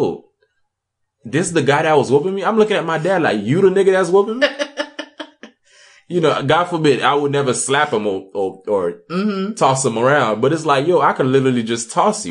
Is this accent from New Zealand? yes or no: no; Haiti; moved away; I was raised in Haiti